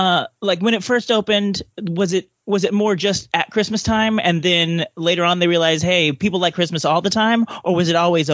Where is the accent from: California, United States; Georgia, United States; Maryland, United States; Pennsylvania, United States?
California, United States; I'm from California